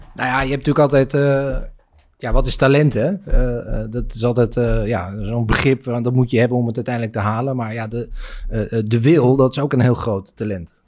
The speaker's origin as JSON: {"language": "Dutch", "town": "Egmond", "region": "North Holland", "country": "Netherlands", "tie": "born or raised there", "said": "ik kom uit Egmond en daar waren we echt het enige gezin dat hockeyde"}